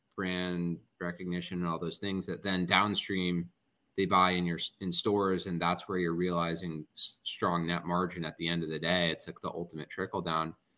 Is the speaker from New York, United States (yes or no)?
no; New Jersey, United States; I'm also from New Jersey